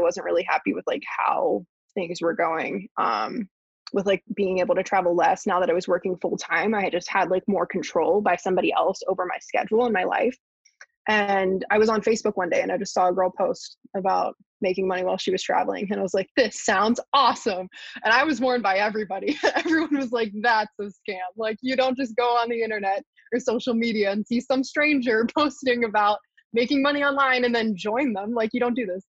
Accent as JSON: {"language": "English", "town": "Pittsburgh", "region": "Pennsylvania", "country": "United States", "tie": "born or raised there", "said": "I grew up in Pittsburgh"}